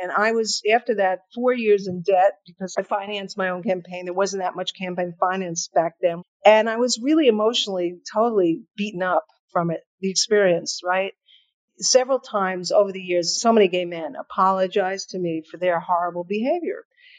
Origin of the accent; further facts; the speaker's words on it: New York City, New York, United States; Chelsea and then the Village. While she was in Congress, we lived in the West Village on Bank Street.